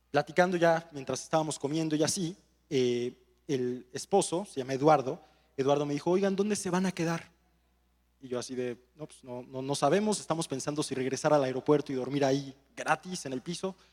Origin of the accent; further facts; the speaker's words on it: Mexico; Y yo dije, de aquí soy, voy a poder venderle mis cuatro botellitas de agua a, las personas que están ahí atendiendo.